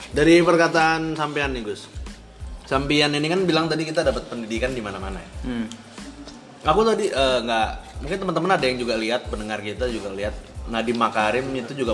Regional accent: Madura, East Java, Indonesia; Saya dari Madura.

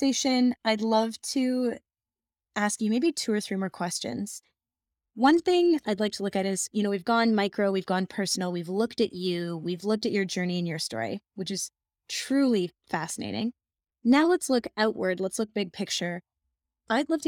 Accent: Sault Ste. Marie, Ontario, Canada; also born or lived in Toronto; I'm from Sault Ste. Marie

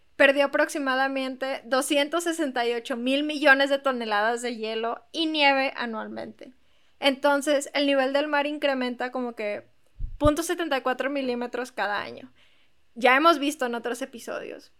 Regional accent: Monterrey, Nuevo León, Mexico; todos los del equipo de Plan Acto hasta ahorita somos de Monterrey y aquí vivimos

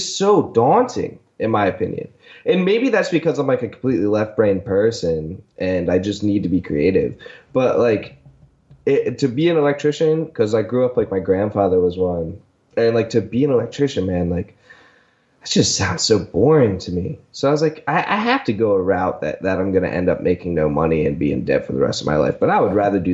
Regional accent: Delaware, United States; moved away; I went to a trade high school because it was the best high school in the state. I'm initially from Delaware

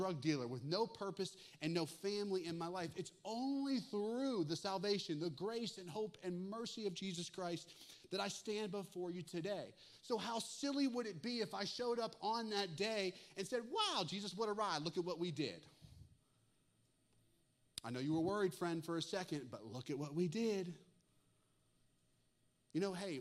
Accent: Western Pennsylvania, Northeast Ohio, United States; moved away as an adult; also born or lived in Russellville, Arkansas; I grew up in Northeast Ohio, Western Pennsylvania

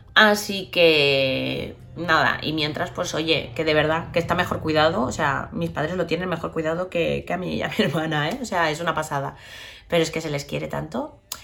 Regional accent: Barcelona, Catalonia, Spain; soy de Barcelona, vivo en Barcelona, adoro Barcelona

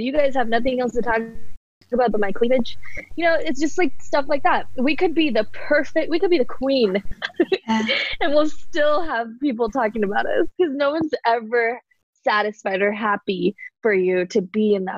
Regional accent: Cerritos, California, United States; moved away as an adult; also born or lived in India; now in Austin, United States; I grew up in California, born in India, but raised in California, SoCal, Cerritos

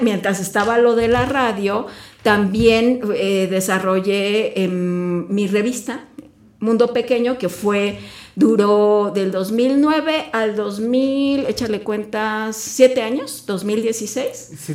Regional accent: Mexico City, Mexico; now in Querétaro, Mexico; yo crecí en la Ciudad de México.

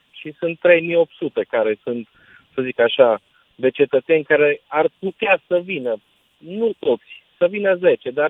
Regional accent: Romania; Pentru că eu iubesc România și iubesc și mă mândresc că sunt român, dar de multe ori mă dezgustă mentalitatea românilor cu care conviețuiesc.

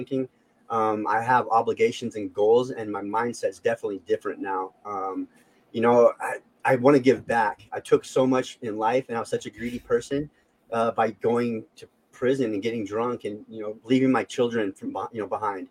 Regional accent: Las Vegas, Nevada, United States; I was born in Las Vegas, grew up in a highly gang populated area.

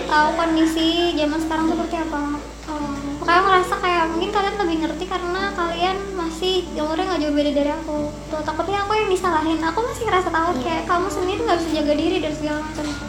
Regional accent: Jakarta, Indonesia; aku dari Jakarta

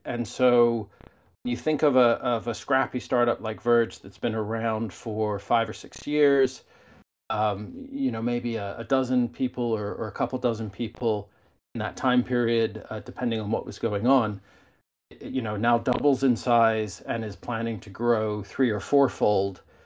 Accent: United Kingdom; moved away; I grew up in the United Kingdom

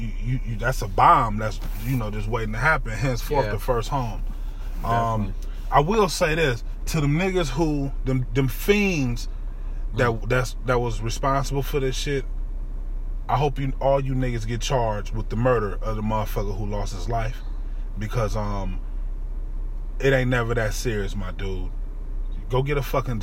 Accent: Cleveland, Ohio, United States; I'm from Cleveland

